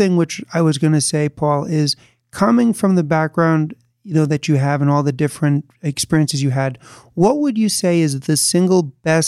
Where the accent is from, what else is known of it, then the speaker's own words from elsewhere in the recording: New York City, New York, United States; moved away as an adult; now in New Jersey, United States; I was born and raised in New York City. And my wife and I moved out to New Jersey.